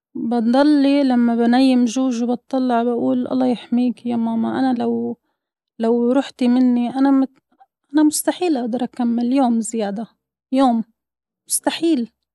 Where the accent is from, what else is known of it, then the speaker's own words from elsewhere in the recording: Gaza, Gaza Strip, Palestine; moved away; انا من غزة